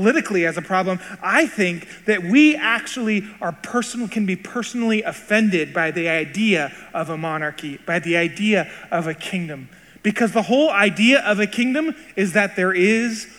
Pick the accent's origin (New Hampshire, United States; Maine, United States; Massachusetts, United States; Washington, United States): Washington, United States; Seattle; I was born in Seattle and spent my entire life in the United States